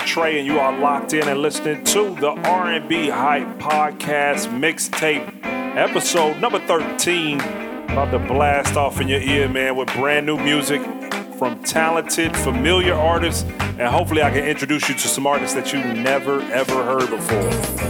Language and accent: English; Jacksonville, Florida, United States; Duval County, Florida, my hometown, Jacksonville, Florida.